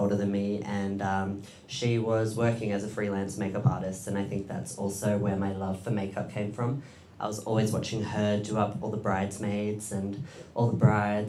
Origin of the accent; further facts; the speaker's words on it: Diggers Rest, Victoria, Australia; also born or lived in Edinburgh, Scotland; I was born in Scotland, in Edinburgh. And I moved to Victoria with my family when I was about 7 years old. And I grew up in a small country town called Diggers Rest.